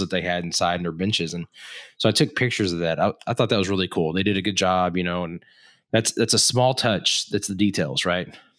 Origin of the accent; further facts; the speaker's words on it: Texas, United States; moved away; also born or lived in Tulsa area, Oklahoma; I lived in Texas until my parents got a divorce, uh, and then my dad, m, my dad's originally from the Tulsa area, so we moved back to that, that area in general